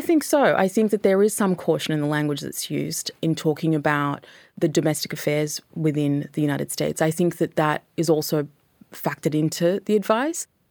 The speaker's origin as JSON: {"language": "English", "country": "Australia"}